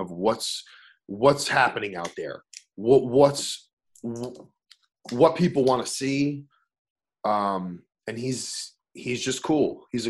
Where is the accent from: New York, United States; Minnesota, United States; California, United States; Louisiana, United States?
New York, United States; New York City; I'm from Staten Island. I grew up in Staten Island